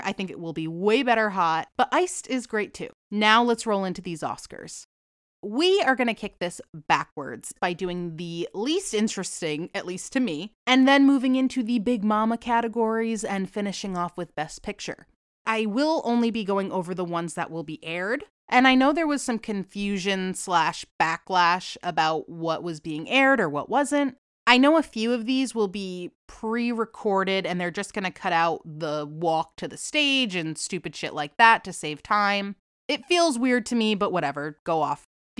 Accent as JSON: {"language": "English", "region": "Boston / New England", "country": "United States", "accent": "Boston / New England", "moved": "yes", "lives_now": "Florida, United States"}